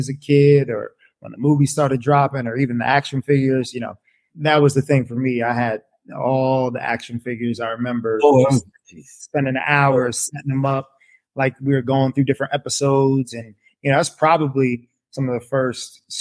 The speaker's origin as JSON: {"language": "English", "town": "Montclair", "region": "New Jersey", "country": "United States", "tie": "born or raised there", "said": "I'm born and raised in northern New Jersey. I'm still here. I grew up in Montclair, New Jersey"}